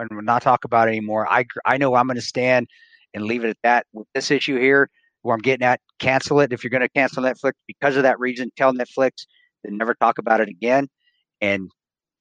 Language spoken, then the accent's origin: English; Provo, Utah, United States; I grew up around Division I college football, national championship team, where my dad coached at Brigham Young University